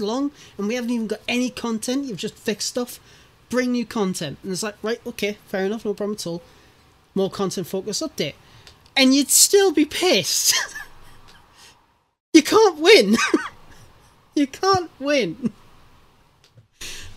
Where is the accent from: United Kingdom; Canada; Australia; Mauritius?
United Kingdom; I'm British